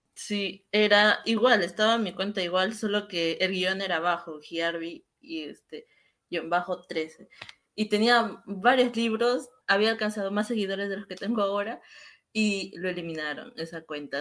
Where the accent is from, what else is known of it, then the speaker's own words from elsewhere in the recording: Peru; en mi país, en Perú